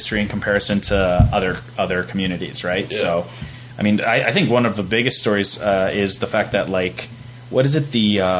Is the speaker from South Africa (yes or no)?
no; Fort McMurray, Alberta, Canada; also born or lived in Edmonton; I remember growing up in Fort McMurray